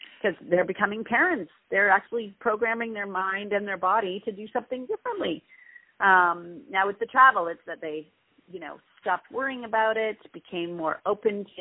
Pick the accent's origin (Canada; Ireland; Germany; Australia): Canada; especially as being a Canadian